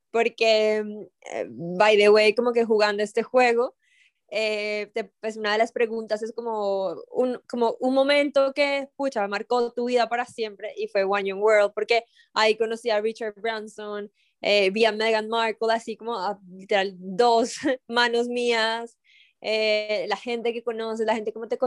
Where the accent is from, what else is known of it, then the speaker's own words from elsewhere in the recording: Colombia; ya que estamos aquí en un, en un eh, podcast y como colombiano.